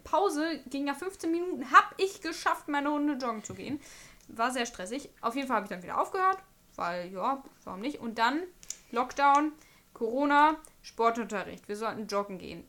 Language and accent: German; Bocholt, North Rhine-Westphalia, Germany; now in Münster, Germany; ich bin in Bocholt groß geworden. Das sind 90 Kilometer von hier. 14 Jahre meines Lebens habe ich da verbracht